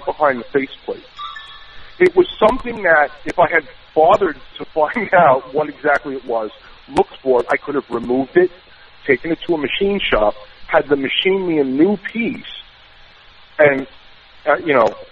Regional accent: New York, United States; accent: New York; my New York accent

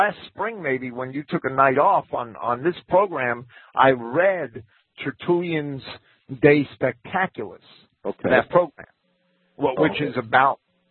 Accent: New York, United States; I'm a New Yorker

